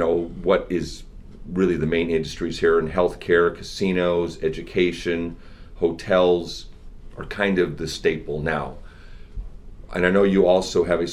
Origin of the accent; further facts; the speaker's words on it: Seattle, Washington, United States; I'm from Seattle